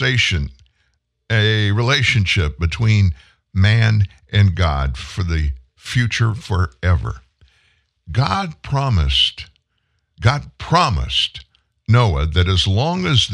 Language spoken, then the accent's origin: English; South Louisiana, United States; I'm from South Louisiana, sugar cane, rice.